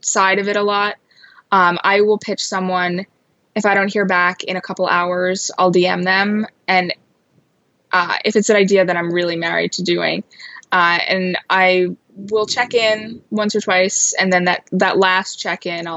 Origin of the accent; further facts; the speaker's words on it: Long Island, New York, United States; I grew up on Long Island